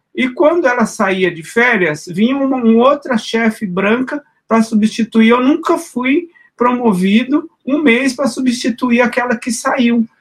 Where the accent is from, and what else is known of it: Minas Gerais, Brazil; moved away; also born or lived in São Paulo